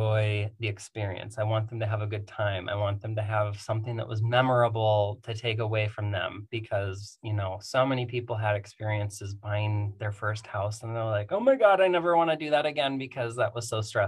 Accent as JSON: {"language": "English", "region": "Midwest", "country": "United States", "also_born_or_lived": "Iowa / Minnesota", "accent": "Midwest", "moved": "as an adult", "lives_now": "Phoenix, United States", "said": "I am originally from the Midwest. I moved out here in 2014"}